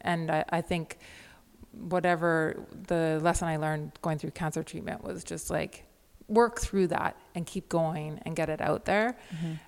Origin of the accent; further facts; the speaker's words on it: Victoria, British Columbia, Canada; I grew up in the West Coast of Canada with a liberal intellectual family in Victoria